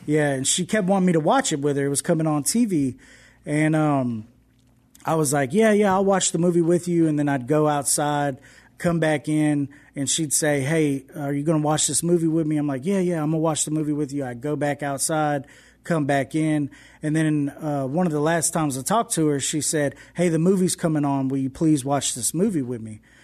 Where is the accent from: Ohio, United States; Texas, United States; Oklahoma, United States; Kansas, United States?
Texas, United States; Houston; moved away as an adult; now in West Monroe, United States; I didn't grow up in West Monroe, Louisiana. I grew up in Houston, Texas